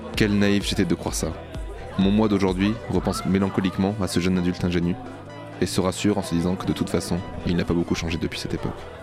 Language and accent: French; Bordeaux, Nouvelle-Aquitaine, France; je suis bordelais, je dis gavé